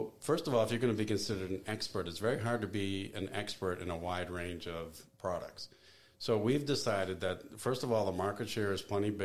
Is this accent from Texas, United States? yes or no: no; Boston, Massachusetts, United States; moved away as an adult; also born or lived in New York / Seattle, Washington; now in Greensboro, United States; I grew up in Boston, lived in New York, lived in Seattle